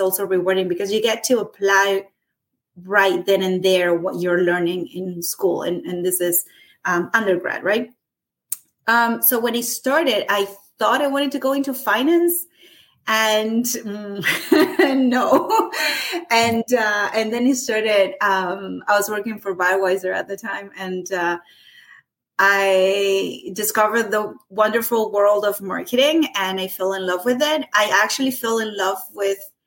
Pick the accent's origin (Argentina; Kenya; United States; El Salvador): Argentina; moved away as an adult; now in Canada; I'm from Argentina. I immigrated into Canada in 2008.